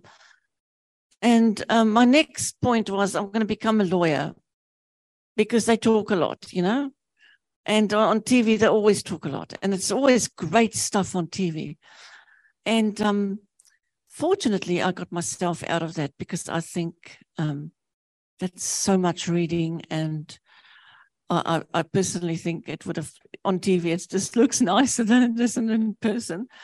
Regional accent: Namibia; now in New Zealand; I was born in Namibia, which used to be Southwest Africa.

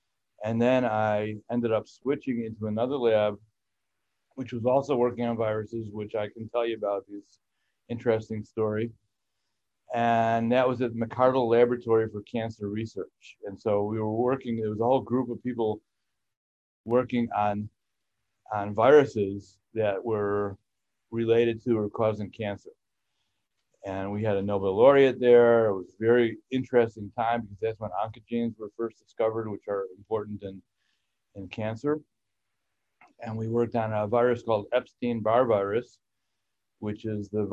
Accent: Chicago, Illinois, United States; moved away as an adult; also born or lived in Champaign-Urbana, Illinois / Wisconsin; I'm not from here. I grew up in Chicago

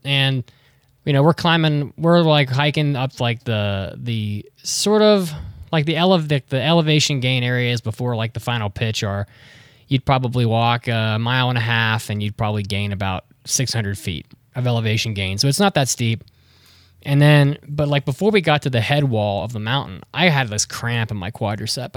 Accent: West Virginia, United States; moved away; I grew up in West Virginia

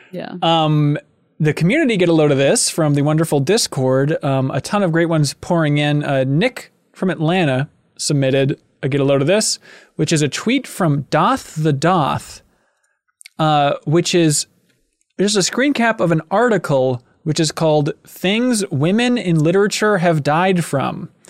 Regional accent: Yorkshire and the Humber, United Kingdom; now in London, United Kingdom; Spent more time than a month in London after growing up in Yorkshire and haven't seen the sea in a long time.

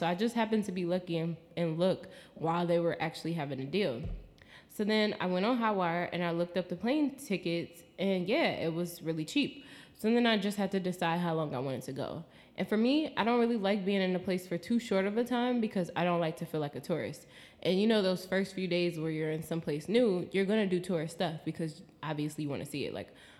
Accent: United States; accent: American; But I'll say it in my American accent too, Rotterdam.

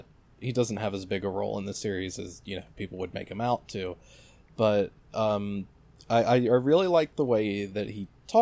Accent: United States; Yeah, very different from, you know, we're both American here.

